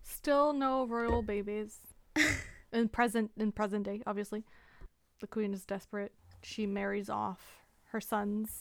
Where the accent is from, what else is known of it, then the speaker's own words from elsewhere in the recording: Canada; we're Canadian